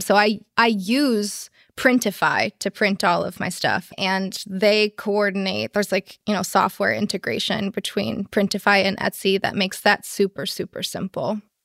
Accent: Chicago, Illinois, United States; now in San Francisco, United States; I'm actually originally from Chicago

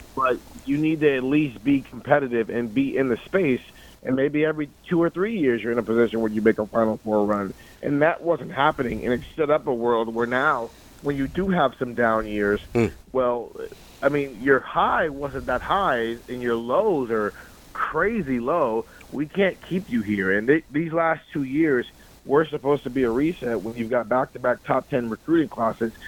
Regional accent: Columbus, Ohio, United States; I'm from Columbus

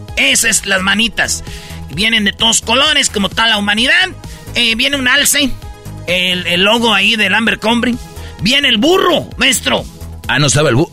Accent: Jiquilpan, Michoacán, Mexico; Allá en Michoacán, ahí en mi pueblo, en Jiquilpan

